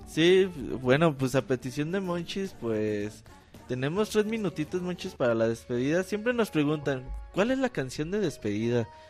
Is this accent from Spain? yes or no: no; Mexico; casi todos somos mexicanos.